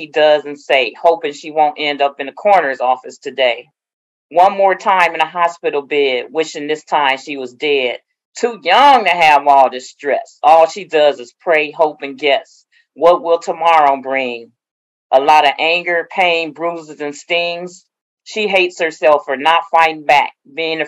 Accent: Oakland, California, United States; I'm from Oakland, born and raised

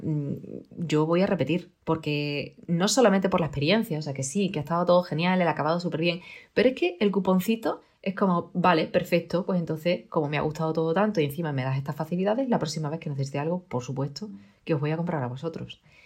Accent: Extremadura, Spain; yo soy extremeña y aquí hay bellotas

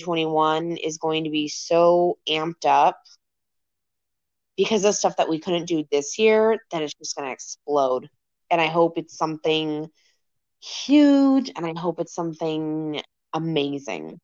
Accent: Florida, United States; moved away; I was born in Florida.

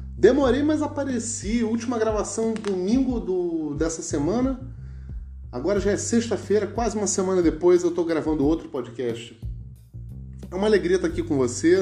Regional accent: Rio de Janeiro, Brazil; accent: carioca; moved away; also born or lived in São Paulo; Eu, como sou carioca

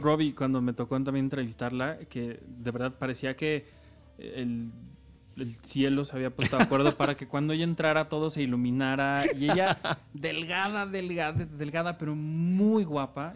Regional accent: Mexico; soy de México

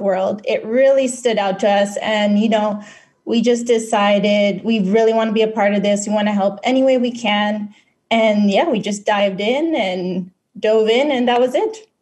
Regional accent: Philippines; now in Western Canada; I was born and raised in the Philippines

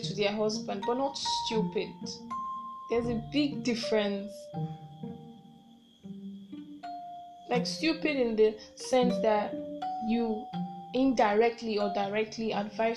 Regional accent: Nigeria; I am a Nigerian

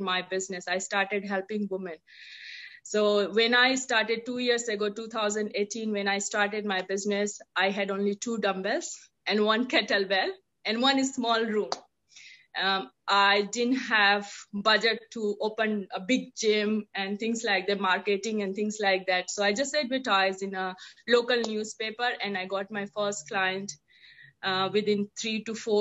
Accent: India; moved away as an adult; now in Auckland, New Zealand; I'm born and brought up in India. Have been staying in New Zealand, in Auckland since 14 years

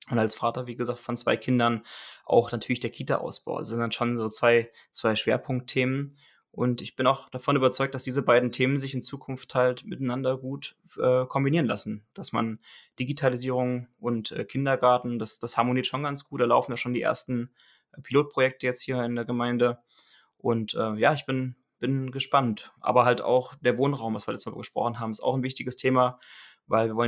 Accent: Kassel, Hesse, Germany; Ich komme aus der Region Kassel.

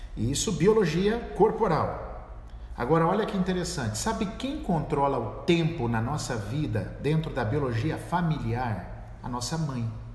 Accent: São Paulo, Brazil; Eu sou do estado de São Paulo

